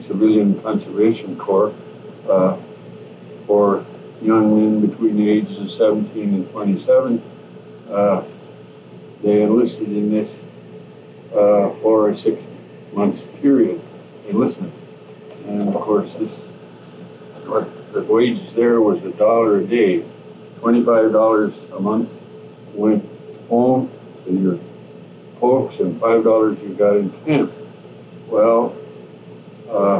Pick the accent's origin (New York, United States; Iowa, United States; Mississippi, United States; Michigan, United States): Iowa, United States; Ayrshire; I was born in Ayrshire, Iowa, January 12, 1918.